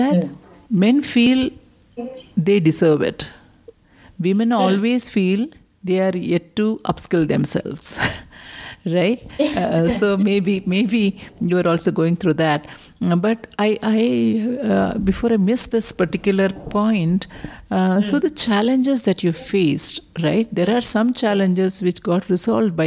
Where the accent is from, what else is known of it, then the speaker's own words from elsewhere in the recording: India; we as Indian women